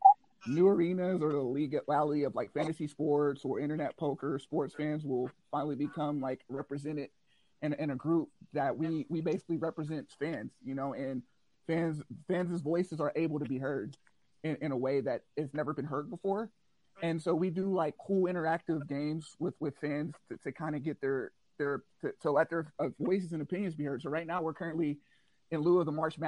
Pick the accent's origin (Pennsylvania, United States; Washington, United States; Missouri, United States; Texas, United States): Pennsylvania, United States; Philadelphia; now in Las Vegas, United States; I'm originally from Philadelphia. My family decided to kind of move west